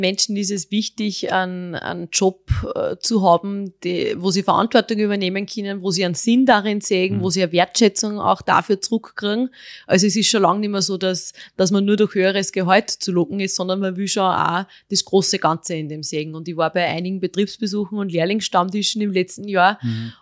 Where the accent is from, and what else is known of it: Austria; born or raised there